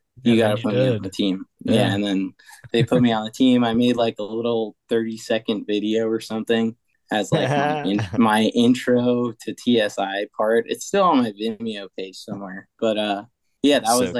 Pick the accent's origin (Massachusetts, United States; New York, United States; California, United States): New York, United States; Long Island; moved away as an adult; also born or lived in Philadelphia / Portland; my hometown on Long Island